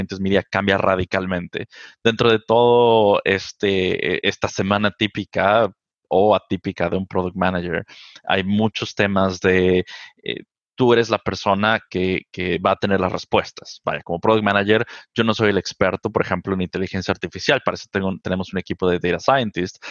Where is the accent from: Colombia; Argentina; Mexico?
Mexico; Mexico City; Yo soy originario de la Ciudad de México, eh, nací y crecí allá prácticamente toda mi vida